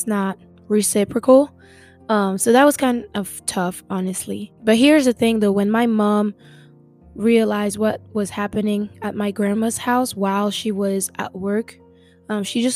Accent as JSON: {"language": "English", "country": "French Guiana", "moved": "as an adult", "lives_now": "Oklahoma, United States", "said": "I am originally from French Guiana, which is located in South America. I grew up with my mom and my sister"}